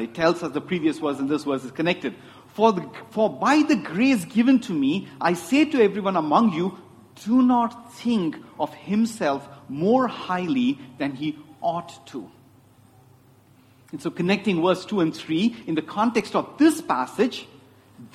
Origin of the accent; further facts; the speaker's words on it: Chennai, Tamil Nadu, India; I grew up in Chennai, and my dad, in all his wisdom, decided I need to learn Hindi